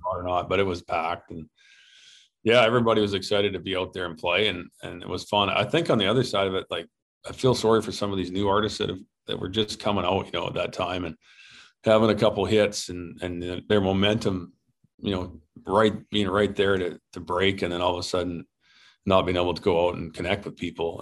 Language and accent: English; Canada; as a Canadian